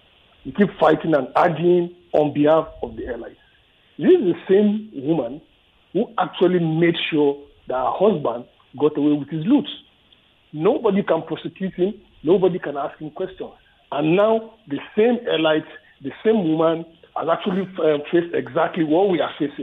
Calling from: Ajah, Lagos, Nigeria; I'm calling from Ajah.

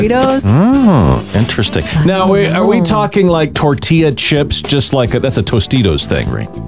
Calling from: Saginaw, Michigan, United States; caller from Saginaw, Michigan.

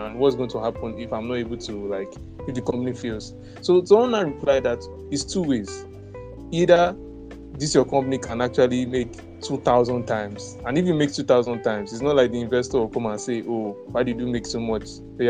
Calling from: Lagos, Nigeria; That's Lagos. I'm speaking from Lagos State, and that's where most of our investments have been so far.

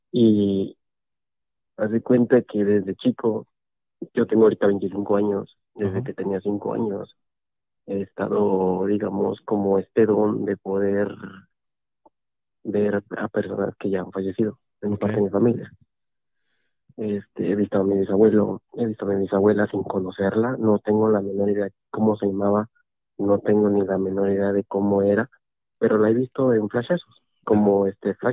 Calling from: Veracruz, Mexico; de Veracruz, Puerto Veracruz.

